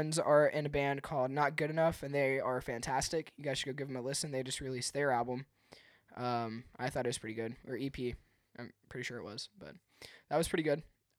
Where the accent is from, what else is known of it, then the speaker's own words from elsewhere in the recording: Henderson, United States; now in Clermont, United States; That's where I'm from, or not where I'm from, but where I live now. I'm from Henderson. I moved out to Claremont, Florida, 2 years ago.